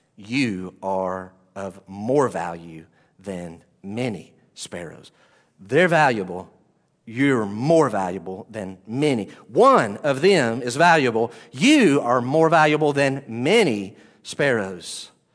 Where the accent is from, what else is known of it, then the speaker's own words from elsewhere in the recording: the Bible Belt, United States; I grew up in the Bible Belt